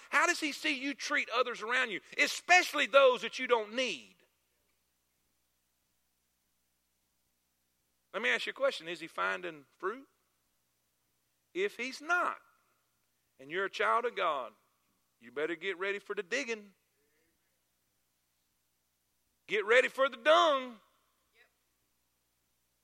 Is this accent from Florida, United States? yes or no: yes; South Florida, United States; I'm from South Florida.